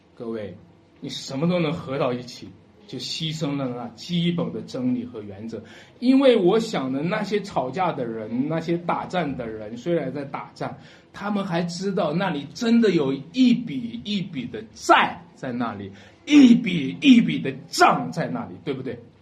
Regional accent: China; 咱们作为中国人

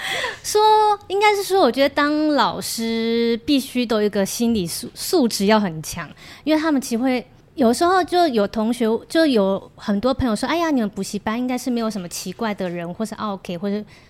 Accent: Kaohsiung, Taiwan; also born or lived in South Korea; 因为我是高雄人的，

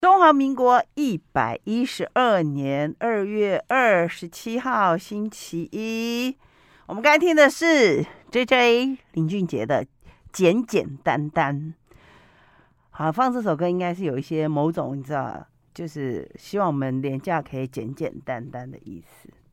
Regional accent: Taiwan; 我们台湾人

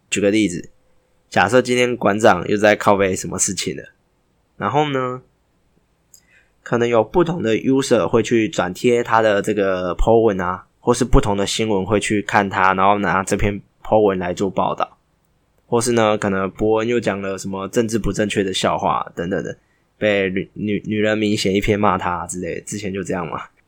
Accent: Taiwan; 这是我们台湾人台湾郎专属的彩蛋

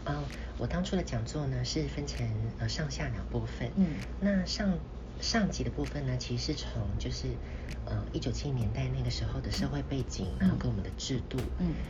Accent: Taiwan; 我们台湾人

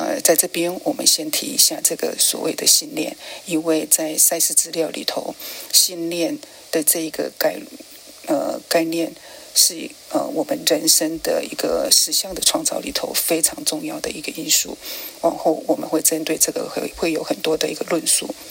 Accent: China; 甚至像我们中国人所谓的一些节气，也都是因为这样而产生

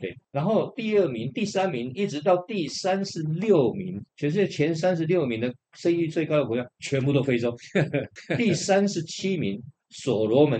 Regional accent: Taiwan; 我们台湾人

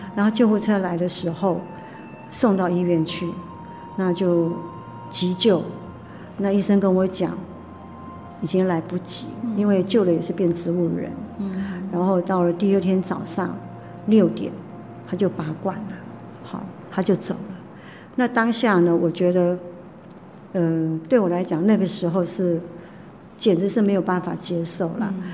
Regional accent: Taipei, Taiwan; moved away as an adult; now in Hualien, Taiwan; 我们台北人

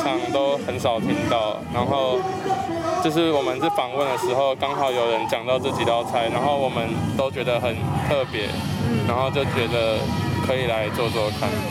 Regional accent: Hsinchu, Taiwan; 我是新竹人

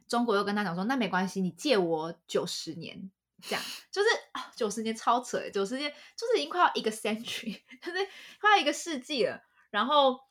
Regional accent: Taiwan; 我是台湾人

